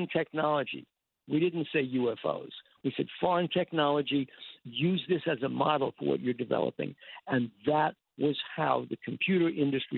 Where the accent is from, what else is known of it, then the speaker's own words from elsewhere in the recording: New York City, New York, United States; I'm from Forest Hills